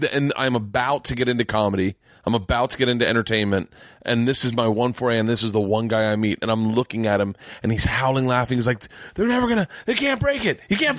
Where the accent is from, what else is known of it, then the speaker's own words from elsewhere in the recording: Florida, United States; Because I grew up in Florida, right.